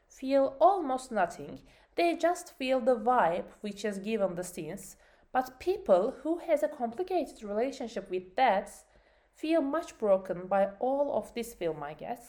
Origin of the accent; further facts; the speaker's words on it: Turkey; English is a second language; my home country, Turkey